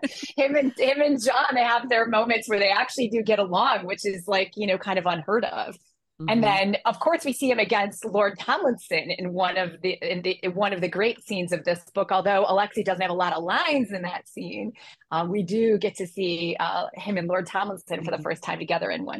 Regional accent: Detroit, Michigan, United States; I'm from Detroit.

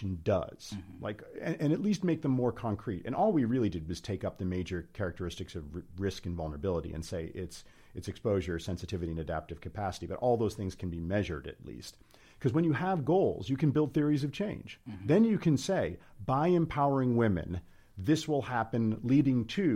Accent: United States

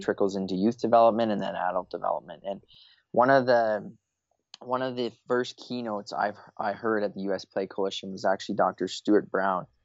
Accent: Eastern Canada, Canada; moved away; I'm originally from Eastern Canada, currently living, uh, in Western Canada

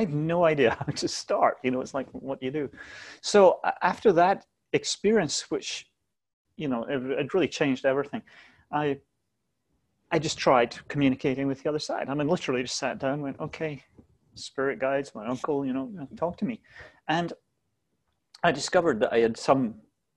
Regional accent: Scotland, United Kingdom; moved away as an adult; also born or lived in London; I was born in Scotland, lived there until my 20s

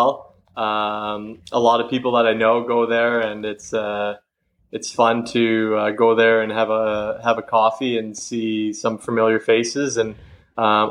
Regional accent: Elmira, Ontario, Canada; I grew up in Elmira

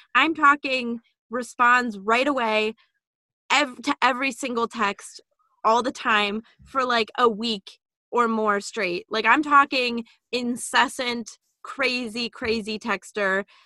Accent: Illinois, United States; moved away as an adult; also born or lived in Massachusetts; we're both from Illinois

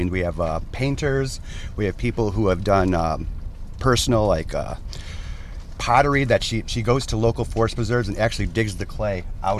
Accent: Chicagoland suburbs, Illinois, United States; I grew up in the suburbs

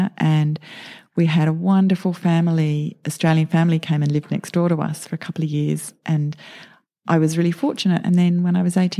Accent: United Kingdom; moved away; I was born in the UK into a really average suburban existence.

